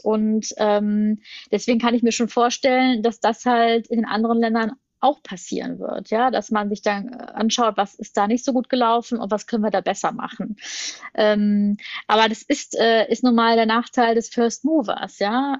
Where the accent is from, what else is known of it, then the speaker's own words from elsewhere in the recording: Germany; wir eigentlich als, als, als Deutsche